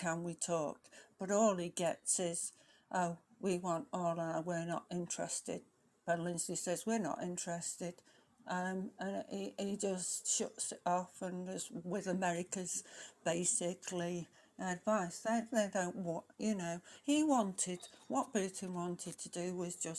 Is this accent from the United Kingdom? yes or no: yes; England, United Kingdom; we are English